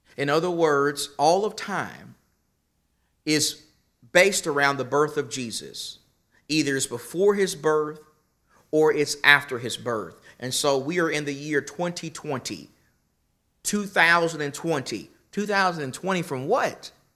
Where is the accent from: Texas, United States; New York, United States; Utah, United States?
Texas, United States; Nacogdoches; also born or lived in Galveston, Texas; I was born in Galveston, Texas, but I was raised in Nacogdoches, Texas